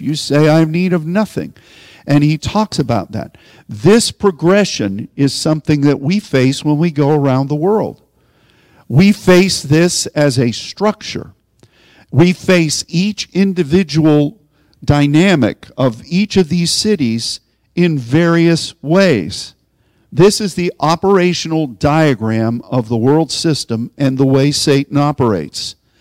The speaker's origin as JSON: {"language": "English", "town": "Pittsburgh", "region": "Pennsylvania", "country": "United States", "said": "I'm from Pittsburgh"}